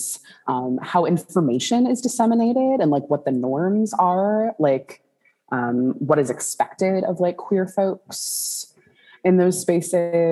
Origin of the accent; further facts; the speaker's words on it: St. Louis, Missouri, United States; moved away as an adult; also born or lived in Kansas City, Missouri / Lawrence, Kansas; now in northern Minnesota, United States; Born and raised in St. Louis, and then bopped over to Kansas City, Missouri for college